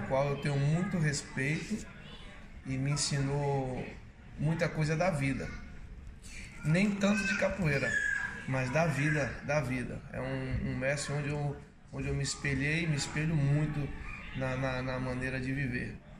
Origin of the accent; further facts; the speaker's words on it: Curvelo, Minas Gerais, Brazil; Eu comecei em 1984, na cidade onde eu nasci, Curvelo, Minas Gerais